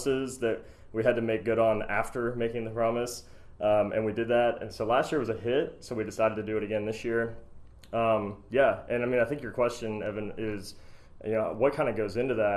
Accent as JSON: {"language": "English", "town": "Pittsburgh", "region": "Pennsylvania", "country": "United States", "tie": "born or raised there", "moved": "yes", "lives_now": "Kentucky, United States", "said": "I'm originally from Pittsburgh, Pennsylvania"}